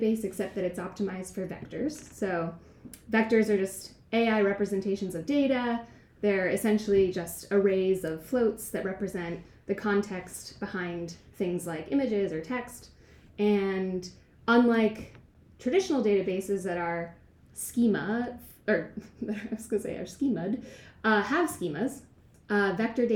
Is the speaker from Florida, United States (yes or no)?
no; Westchester, New York, United States; also born or lived in Oregon; now in Bay Area, United States; I'm from Westchester